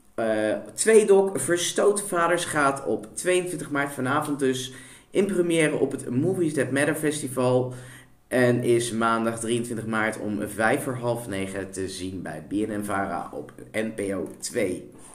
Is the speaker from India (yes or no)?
yes; India; now in Netherlands; in mijn geboorteland, India